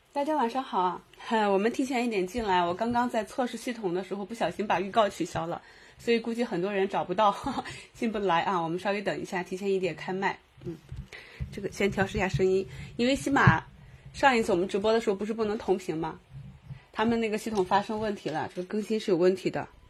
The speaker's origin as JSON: {"language": "Chinese", "town": "Qingdao", "region": "Shandong", "country": "China", "said": "我是青岛的嘛，我们青岛女生"}